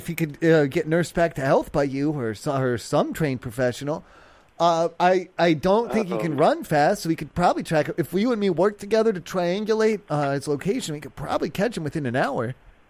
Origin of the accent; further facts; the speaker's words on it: Ohio, United States; And where I'm from, we don't have these squirrel animals that run around outside.